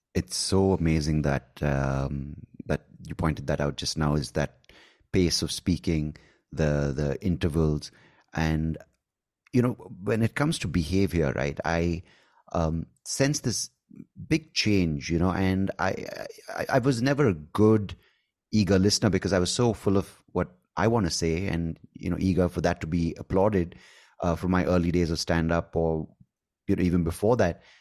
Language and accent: English; India; accent: Indian; my Indian accent